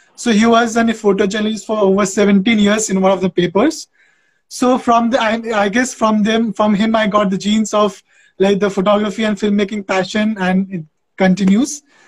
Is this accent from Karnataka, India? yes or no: no; West Bengal, India; now in Andhra Pradesh, India; I am originally from West Bengal. I'm a Bengali guy, but I have settled in Andhra Pradesh uh, since 17 years